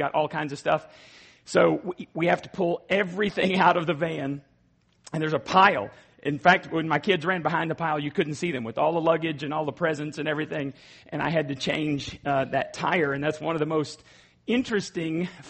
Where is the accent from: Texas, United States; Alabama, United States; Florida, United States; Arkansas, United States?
Texas, United States; Borger; Borger, Texas. That's my hometown